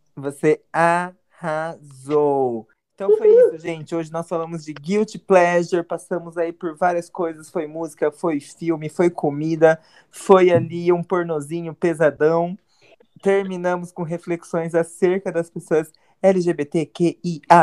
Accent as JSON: {"language": "Portuguese", "town": "Mogi das Cruzes", "region": "São Paulo", "country": "Brazil", "said": "nós dois somos de Mogi"}